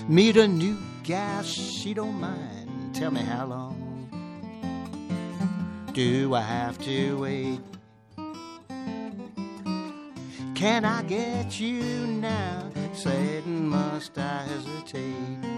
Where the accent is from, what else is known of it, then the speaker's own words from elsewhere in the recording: New York, United States; I cut my teeth on the folk revival in New York because I'm from New York, so I'd go to Greenwich Village